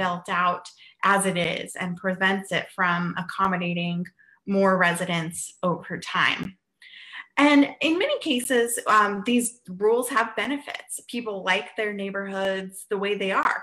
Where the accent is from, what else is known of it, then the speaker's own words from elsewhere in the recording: Western Colorado, United States; moved away; my hometown in Western Colorado